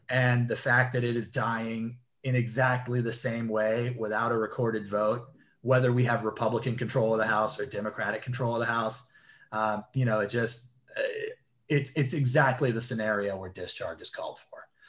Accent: Elizabeth City, North Carolina, United States; now in Virginia, United States; I grew up down there. I'm from Elizabeth City, North Carolina

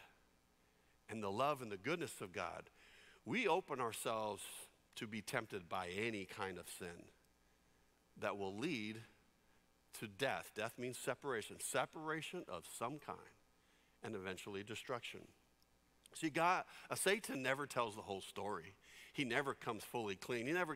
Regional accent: San Jose, California, United States; When I grew up in San Jose, California, we lived in a cul-de-sac

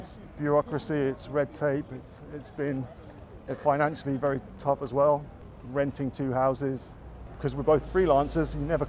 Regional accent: England, United Kingdom; UK is not making it easy for us, even though I'm English.

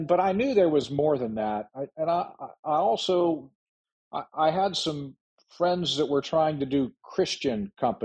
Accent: Ohio, United States; now in Frederick, United States; the small town I grew up in Ohio

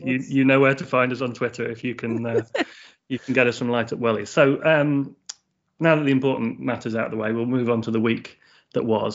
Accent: England, United Kingdom; I'm from uh, a couple of hours north of London

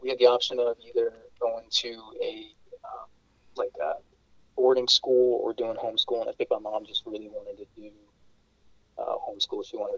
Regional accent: Florida, United States; growing up in Florida, you get little grass snakes and whatnot.

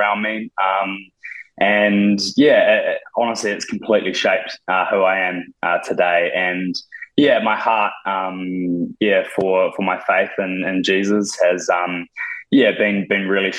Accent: Te Awamutu, Waikato, New Zealand; moved away as an adult; now in Auckland, New Zealand; I grew up in the Waikato, Te Amatu, and moved to Auckland about 5 or 6 years ago

